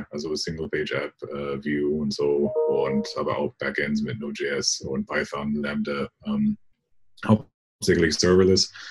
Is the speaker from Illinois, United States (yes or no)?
no; California, United States; now in Germany; äh, ich stamme aus Kalifornien und bin in Deutschland mittlerweile seit zwei, ja, sieben Jahren